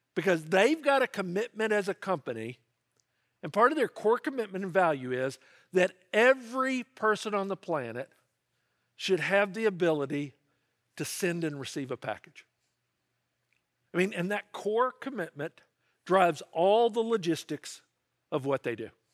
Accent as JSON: {"language": "English", "town": "Memphis", "region": "Tennessee", "country": "United States", "tie": "born or raised there", "said": "I grew up in Memphis, Tennessee, and if you're a Memphian"}